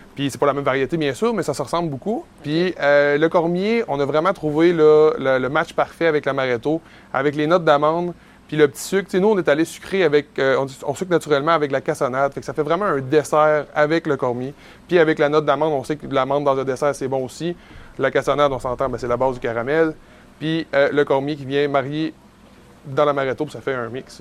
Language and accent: French; Côte-Nord, Quebec, Canada; quand on était jeune, puis qu'on a grandi sur la Côte-Nord